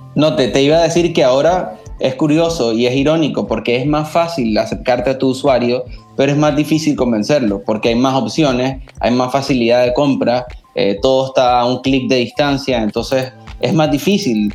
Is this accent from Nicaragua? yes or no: yes; Nicaragua; como, nicaragüenses